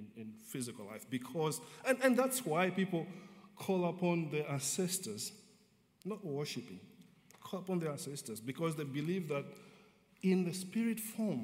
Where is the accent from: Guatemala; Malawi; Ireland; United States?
Malawi; moved away; growing up in Malawi, and one of the things that we are taught right from childhood